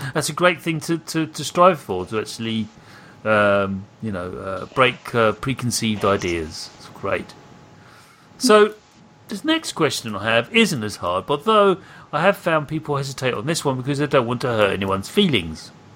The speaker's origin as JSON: {"language": "English", "country": "United Kingdom", "said": "I'm British."}